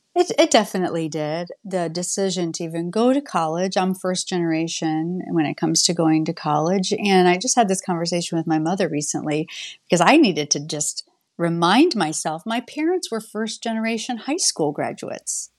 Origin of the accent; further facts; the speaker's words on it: Shipshewana, Indiana, United States; now in Bloomington, United States; I grew up in Indiana, in a very small rural community of Shipshawana, Indiana